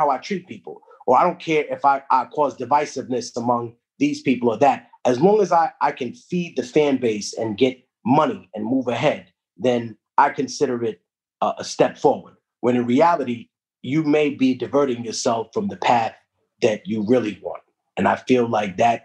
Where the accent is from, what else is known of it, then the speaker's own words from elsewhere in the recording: New York City, New York, United States; first language Spanish; English is a second language; also born or lived in Peru; growing up in Harlem was very interesting